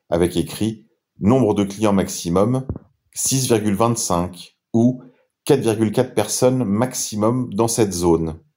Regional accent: France; Souvenez-vous que c'est grâce à elle que nous sommes chrétiens et probablement aussi grâce à elle que nous sommes français.

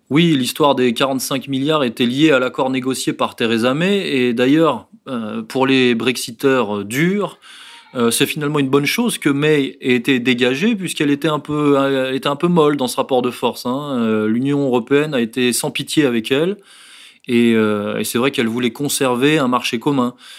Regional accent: France; en tant que Français

